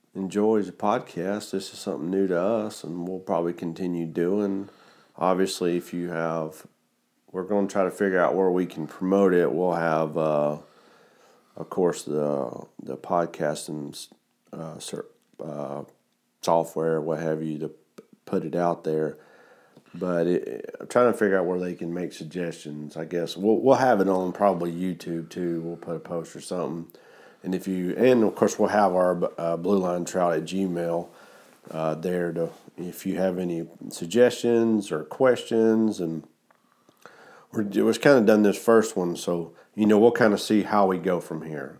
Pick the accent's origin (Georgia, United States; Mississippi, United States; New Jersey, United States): Georgia, United States; Got all the way to my home state